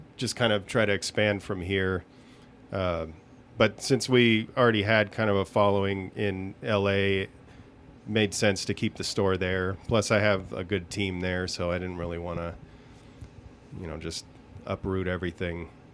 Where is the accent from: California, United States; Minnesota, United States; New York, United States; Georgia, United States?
California, United States; Southern; moved away as an adult; also born or lived in Los Angeles; now in Las Vegas, United States; I was born and raised in Southern California